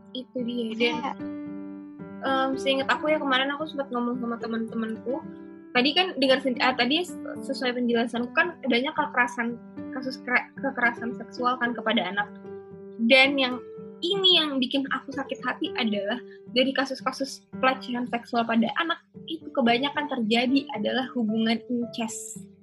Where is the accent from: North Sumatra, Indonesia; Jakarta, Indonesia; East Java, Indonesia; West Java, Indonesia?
Jakarta, Indonesia; moved away as an adult; now in Semarang, Indonesia; aku ini dari Jakarta, yang kebetulan dari dulu sekolahku tuh selalu di Jakarta Selatan